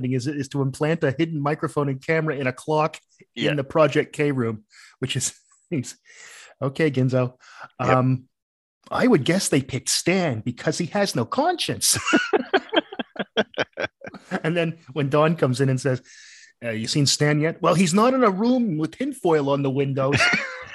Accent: Canada; being Canadian

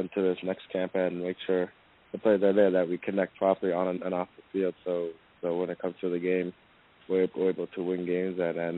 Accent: Canada; moved away as an adult; now in Orlando, United States; since I'm from Canada

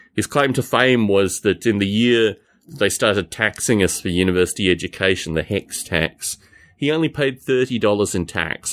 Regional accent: Australia; moved away; this is my home country, and this is the kind of nonsense that I lived through when I was there.

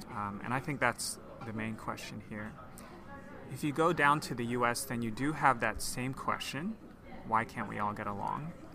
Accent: Hong Kong; moved away as an adult; also born or lived in New York / Chicago; I grew up in Hong Kong. Uh, oh, I should say I was born in New York. I lived there for two years, and then I moved to Hong Kong when I was yeah when I was two years old

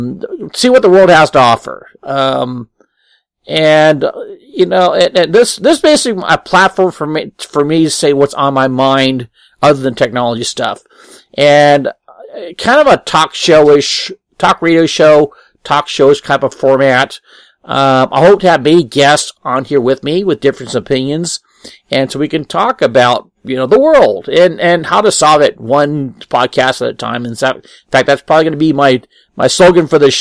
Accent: Apple Valley, United States; I'm a hometown boy, born and raised in Apple Valley, and went to school

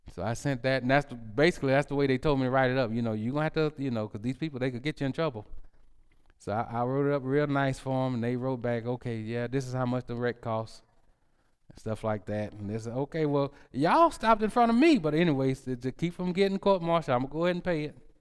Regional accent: United States; I'm American

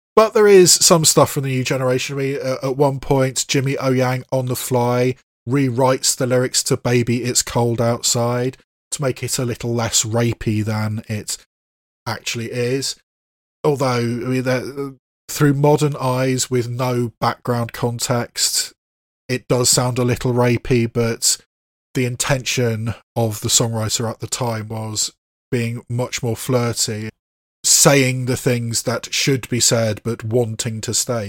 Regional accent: United Kingdom; as a native British person, I mean, I'm not Scottish myself

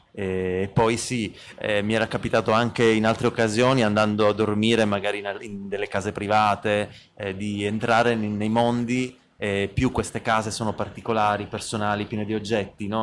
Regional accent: Bologna, Emilia-Romagna, Italy; Noi veniamo da Bologna

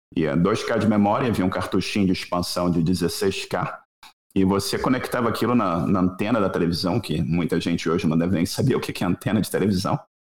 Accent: Rio de Janeiro, Brazil; eu sou, sou do Rio de Janeiro

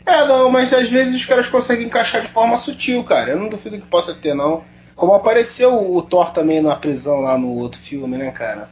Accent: Rio de Janeiro, Brazil; eu sou carioca

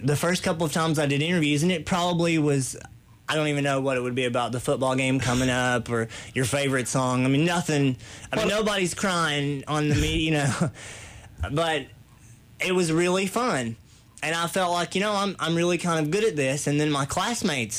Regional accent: Williamsburg, Kentucky, United States; I grew up here in Williamsburg, south end of the county, in a holler, basically, called Mud Creek.

